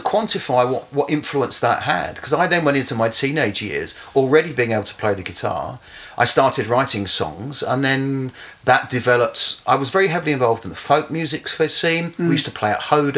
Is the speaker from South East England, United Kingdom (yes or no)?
no; London, United Kingdom; moved away as an adult; also born or lived in Romford / Hackney / Croydon / Watford; now in New Zealand; I grew up in and around London